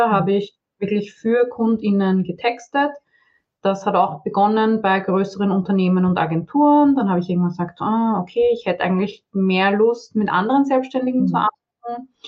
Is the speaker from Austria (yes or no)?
yes; Vienna, Austria; ich bin aus Wien, wie man vielleicht hört, also eigentlich aus Österreich. Angeblich hört man da auch noch äh, Unterschiede, aber ja, Wiener sehr.